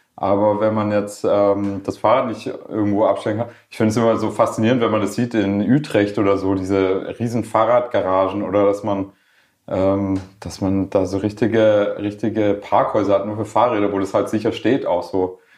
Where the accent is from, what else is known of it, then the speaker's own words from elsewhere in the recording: Schorndorf, Baden-Württemberg, Germany; accent: Swabian; first language Swedish; Ich bin in Schorndorf äh, in der Daimlerstadt äh, geboren und aufgewachsen